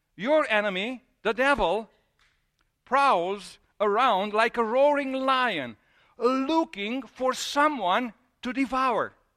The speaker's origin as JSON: {"language": "English", "region": "Transylvania", "country": "Romania", "tie": "born or raised there", "moved": "yes", "said": "I grew up in Transylvania."}